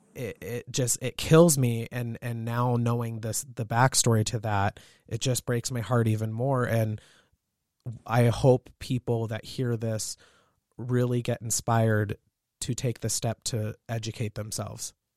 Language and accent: English; Southern California, United States; now in Montana, United States; I grew up in Southern California and I'm half Asian